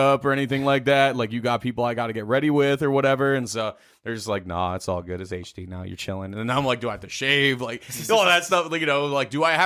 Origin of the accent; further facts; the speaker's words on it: Philadelphia, Pennsylvania, United States; now in Minnesota, United States; growing up in Philly